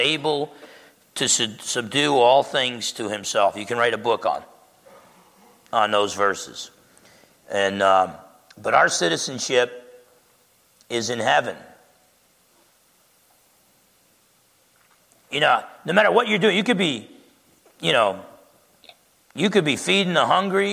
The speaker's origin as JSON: {"language": "English", "country": "United States", "said": "as an American"}